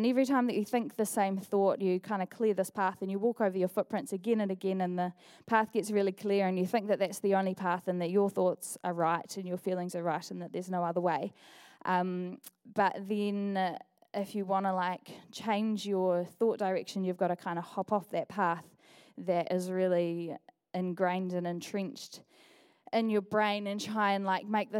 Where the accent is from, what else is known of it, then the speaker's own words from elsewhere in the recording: Dunedin, Otago, New Zealand; also born or lived in Auckland; I've been attending Equippers Dunedin since the day that I came home from Auckland 12 years ago